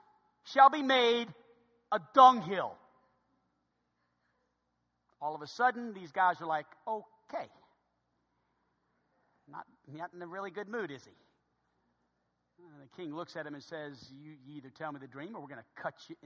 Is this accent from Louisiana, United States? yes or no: yes; New Orleans, Louisiana, United States; my hometown of New Orleans